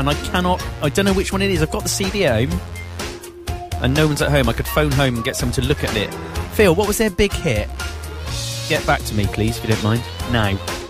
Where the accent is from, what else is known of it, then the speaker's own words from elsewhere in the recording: West Country, South West England, United Kingdom; No, I am from the West Country.